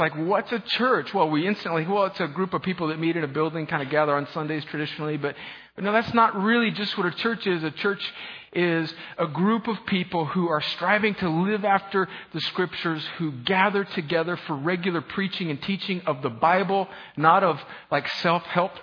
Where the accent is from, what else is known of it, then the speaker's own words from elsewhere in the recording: Southern California, United States; moved away; I grew up in northern Mexico, also known as Southern California